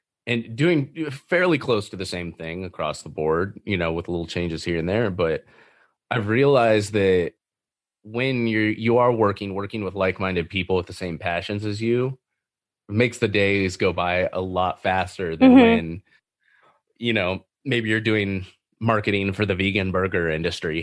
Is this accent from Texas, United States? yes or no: no; Northern California, United States; moved away as an adult; now in Montana, United States; I'm from California. I'm from Northern California.